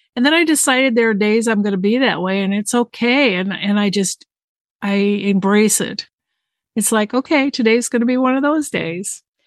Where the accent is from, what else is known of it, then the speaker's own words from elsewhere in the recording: Southern California, United States; moved away as an adult; I was raised in Southern California in a very diverse community